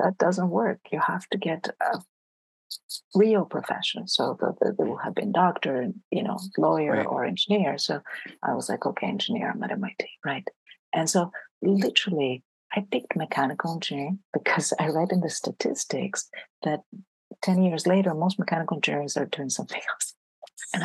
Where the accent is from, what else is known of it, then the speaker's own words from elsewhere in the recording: France; also born or lived in Greece; I grew up in Greece and then I grew up in France. So in France, anybody who's really good in math, and I was very good in math, ends up being an engineer. So I finished high school in France